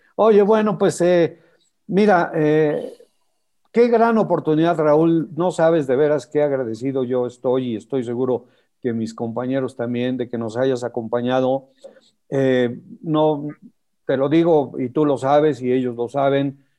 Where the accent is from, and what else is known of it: Mexico